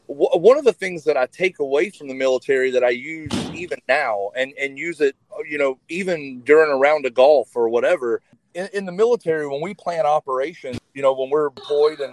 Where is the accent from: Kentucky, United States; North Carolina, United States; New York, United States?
North Carolina, United States; moved away as an adult; I grew up in North Carolina and then joined the Army